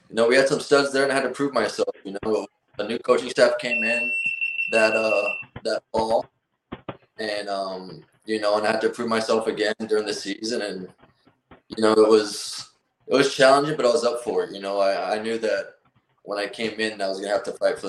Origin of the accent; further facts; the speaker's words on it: Miami, Florida, United States; I'm from Miami, Florida. I have a Cuban background